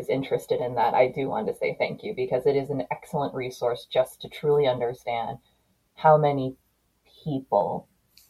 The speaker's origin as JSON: {"language": "English", "country": "United States", "said": "I'm from America."}